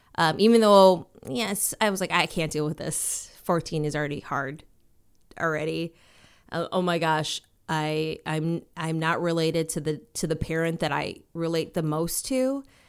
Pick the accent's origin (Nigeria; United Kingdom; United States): United States; Minnesota; also born or lived in Washington, D.C.; growing up for me was like, it was, um, in Minnesota. Um, I was born in Washington, D C. Then we moved to Minnesota.